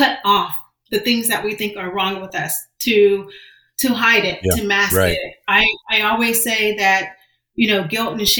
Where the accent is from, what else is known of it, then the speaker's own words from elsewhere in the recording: Johnston County, North Carolina, United States; also born or lived in Washington, D.C.; I was born in Washington, D.C., but I'm a product of North Carolina. I was raised in Johnston County, just outside of Raleigh